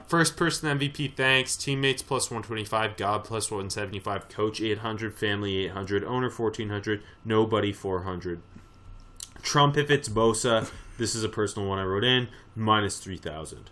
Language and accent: English; Canada; being Canadian